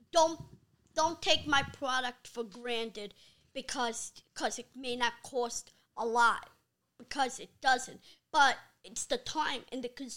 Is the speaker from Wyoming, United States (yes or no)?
no; New York City, New York, United States; also born or lived in Bensonhurst, Brooklyn; I grew up in Midwood, Brooklyn